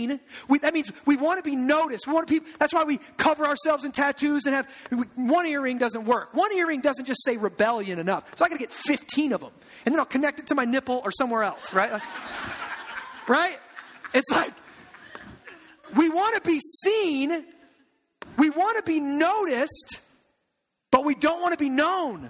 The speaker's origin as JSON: {"language": "English", "country": "United States", "also_born_or_lived": "Omaha, Nebraska", "moved": "as an adult", "said": "I'm from the Quad Cities, and I'm in Omaha"}